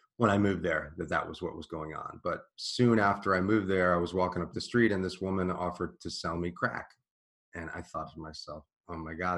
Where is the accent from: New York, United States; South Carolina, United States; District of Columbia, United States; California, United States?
District of Columbia, United States; Washington; I grew up in Washington, D.C., in Georgetown